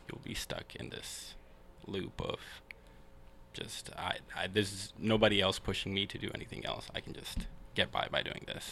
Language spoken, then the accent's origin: English; Seattle, Washington, United States; also born or lived in Kenya; So I was born here in uh, Seattle in the Central District, and uh, when I was three, I moved back to Kenya with my mom and my sister, and I lived there for about ten years. Mm-hmm. And when I was thirteen, I moved back to Seattle